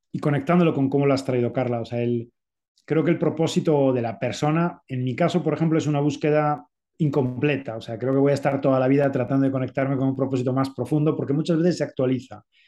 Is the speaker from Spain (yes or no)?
yes; Spain; moved away as an adult; also born or lived in Zaragoza; now in Mexico City, Mexico; soy español